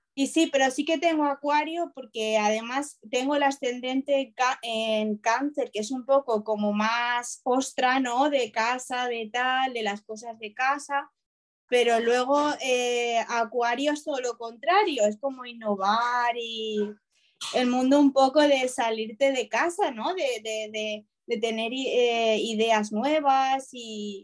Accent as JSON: {"language": "Spanish", "country": "Spain", "said": "yo soy de España"}